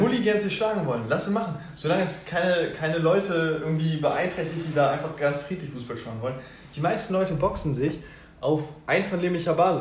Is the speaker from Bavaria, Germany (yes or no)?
no; Osnabrück, Lower Saxony, Germany; now in Hanover, Germany; ich komme aus Osnabrück ursprünglich